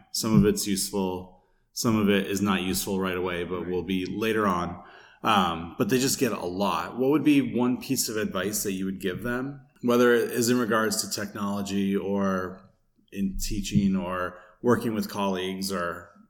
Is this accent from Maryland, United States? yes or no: no; Vermont, United States; I came from Vermont and then I started teaching in Springfield, which is completely different too.